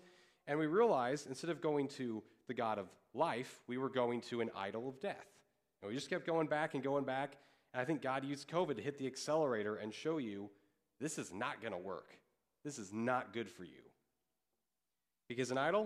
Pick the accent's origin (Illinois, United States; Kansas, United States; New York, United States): Kansas, United States; I grew up in Kansas.